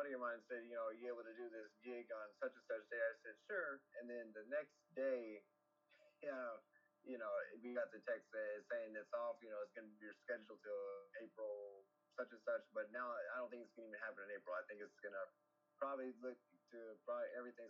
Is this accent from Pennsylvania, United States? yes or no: no; California, United States; moved away; I was born in California